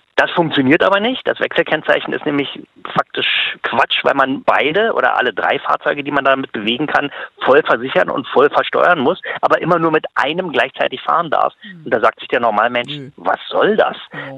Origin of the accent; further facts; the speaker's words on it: Germany; als Deutscher